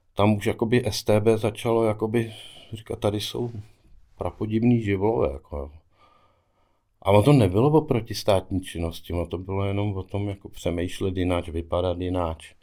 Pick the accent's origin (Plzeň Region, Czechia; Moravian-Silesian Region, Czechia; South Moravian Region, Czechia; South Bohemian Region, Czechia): Plzeň Region, Czechia; Sušice; born or raised there; moved away as an adult; also born or lived in Prachatice / Melbourne, Australia / Sydney, Australia / New York, United States